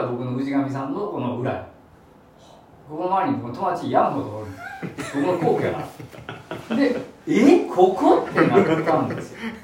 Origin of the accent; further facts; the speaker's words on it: Higashiosaka, Osaka, Japan; この場所はまあ僕の地元なんで